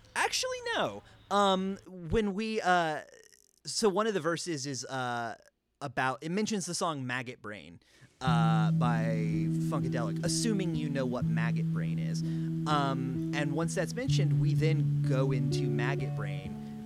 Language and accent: English; North Carolina, United States; growing up in North Carolina